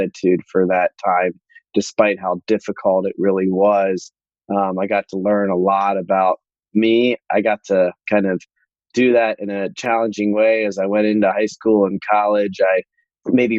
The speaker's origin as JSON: {"language": "English", "town": "Columbus", "region": "Ohio", "country": "United States", "tie": "born or raised there", "also_born_or_lived": "Akron, Ohio", "said": "I grew up in Akron, Ohio for the first 10 years of my life"}